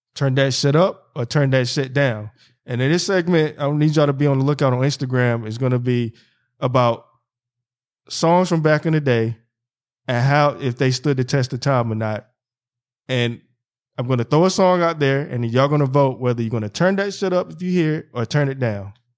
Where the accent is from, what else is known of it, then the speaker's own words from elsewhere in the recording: North Carolina, United States; moved away; also born or lived in Philadelphia; my hometown, North Carolina, and then back in Philly